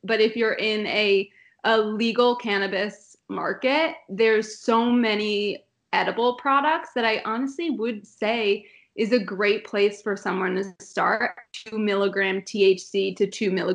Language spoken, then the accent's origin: English; New Jersey, United States; moved away as an adult; also born or lived in Los Angeles; I grew up in Jersey